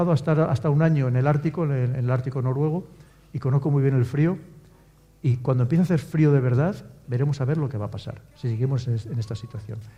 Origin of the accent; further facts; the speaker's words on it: León, Castile and León, Spain; que yo soy de León